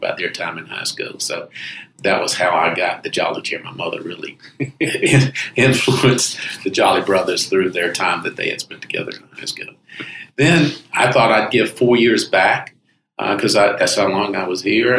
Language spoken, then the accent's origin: English; Greenville, South Carolina, United States; moved away as an adult; now in Charleston, United States; I'm from Greenville originally, mm-hmm. South Carolina